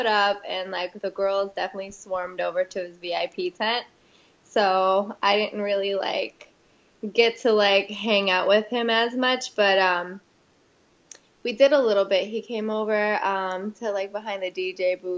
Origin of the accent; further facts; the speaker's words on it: Boston, Massachusetts, United States; moved away as an adult; now in Philadelphia, United States; Boston's my hometown